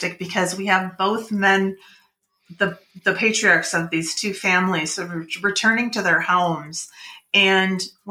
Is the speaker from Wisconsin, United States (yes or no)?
yes; Wisconsin, United States; I grew up in Wisconsin, so I did visit a lot of farms when I was a kid